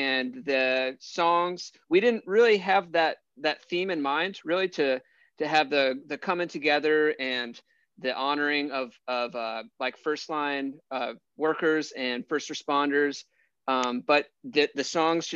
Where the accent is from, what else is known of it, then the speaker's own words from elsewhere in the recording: Birmingham, Alabama, United States; now in Nashville, United States; We're from Birmingham.